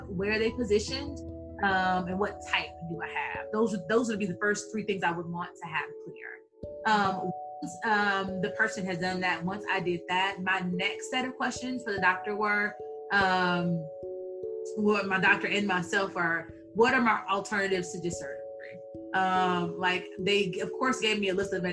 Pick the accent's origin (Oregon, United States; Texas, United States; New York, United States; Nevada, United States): Texas, United States; born and raised in Texas